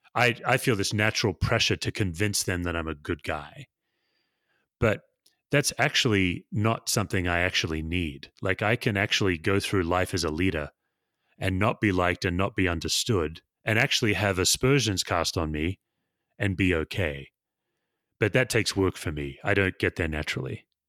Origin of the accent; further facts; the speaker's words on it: Perth, Western Australia, Australia; moved away; I was born and raised in Perth, Western Australia